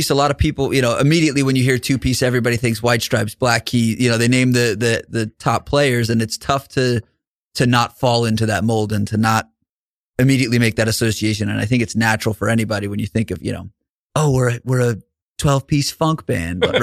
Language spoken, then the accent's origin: English; Brooklyn, New York, United States; now in Colorado, United States; I'm originally from Brooklyn. I moved out to Colorado and got into the music scene there.